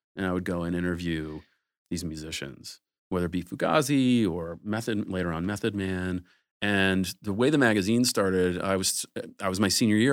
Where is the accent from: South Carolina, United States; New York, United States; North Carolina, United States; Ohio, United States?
Ohio, United States; now in Los Angeles, United States; I grew up in Ohio